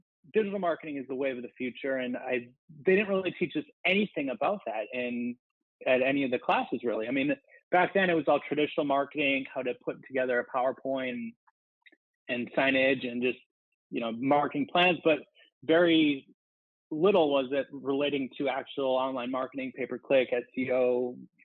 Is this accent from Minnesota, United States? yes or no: yes; Minnesota, United States; moved away as an adult; also born or lived in Arizona; I'm from Minnesota